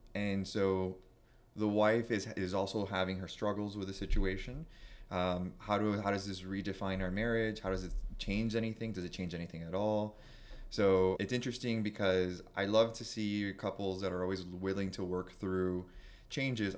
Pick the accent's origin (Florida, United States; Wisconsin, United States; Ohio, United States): Florida, United States; Miami; growing up in, or boy at that time, growing up in Miami to a Cuban family, first generation